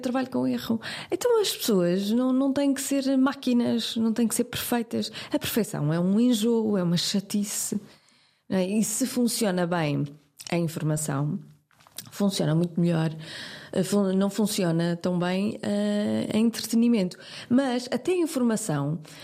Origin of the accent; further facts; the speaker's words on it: Porto, Norte, Portugal; eu sou do Porto